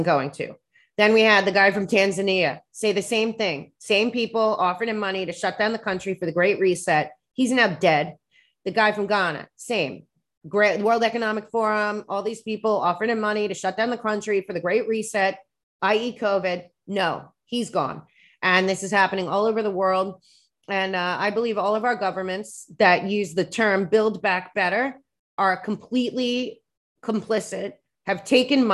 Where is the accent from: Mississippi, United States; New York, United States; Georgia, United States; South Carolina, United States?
New York, United States; I'm a New Yorker